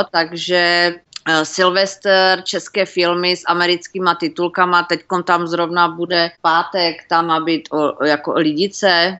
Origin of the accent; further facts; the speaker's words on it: Czechia; moved away as an adult; now in Texas, United States; Češi, jak jako národ takový eh, nějak my nějak nejsme hrdí na to, že jsme Češi